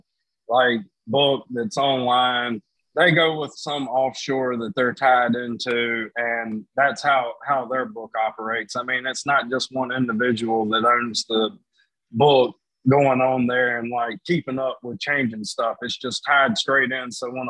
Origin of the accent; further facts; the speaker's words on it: Danville, Virginia, United States; That's actually my hometown, and it's only an hour south of me